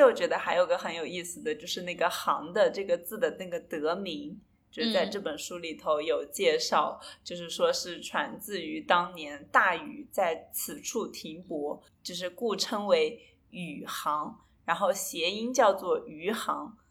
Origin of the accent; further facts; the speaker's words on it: a county-level city of Hangzhou, Zhejiang, China; 我们是来自于杭州的县级市嘛。其实我们一般从小的时候不会觉得自己是杭州人，对吧？